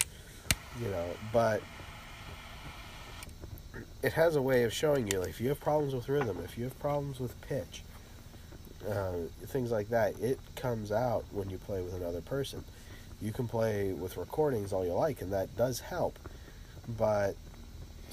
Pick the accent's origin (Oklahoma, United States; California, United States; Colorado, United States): Colorado, United States; Littleton; moved away; when I was growing up in Littleton, Colorado